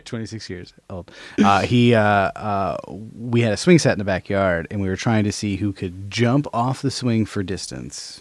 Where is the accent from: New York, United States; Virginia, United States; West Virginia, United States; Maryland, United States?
New York, United States; Albany; my hometown of Albany, New York, shout out A-Town